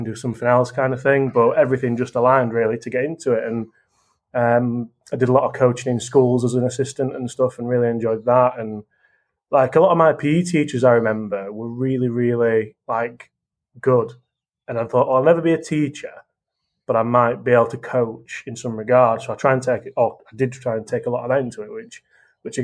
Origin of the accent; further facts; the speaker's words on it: Sheffield, Yorkshire and the Humber, United Kingdom; also born or lived in Mansfield; we moved up from Mansfield to Sheffield.